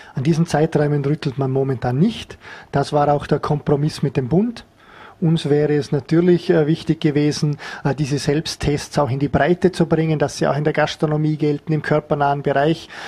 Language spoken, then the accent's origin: German; Vorarlberg, Austria; als Vorarlberger Bevölkerung